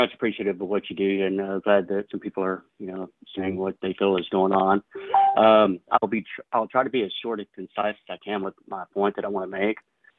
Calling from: Waco, Texas, United States; from Waco, Texas.

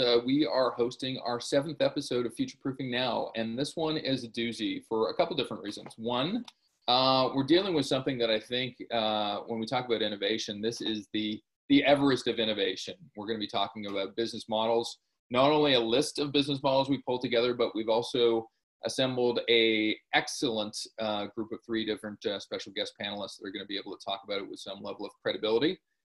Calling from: Toronto, Ontario, Canada; I'm dialing in from Toronto

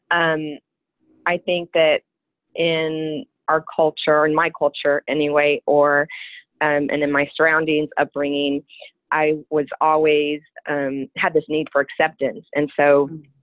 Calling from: Dallas, Texas, United States; I'm calling from Dallas, Texas.

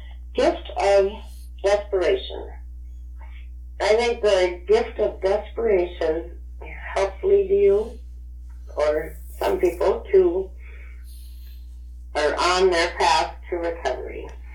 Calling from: Richmond, Minnesota, United States; I'm from Richmond, Minnesota, USA.

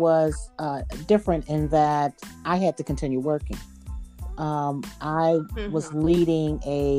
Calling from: Ohio, United States; I'm calling from Ohio

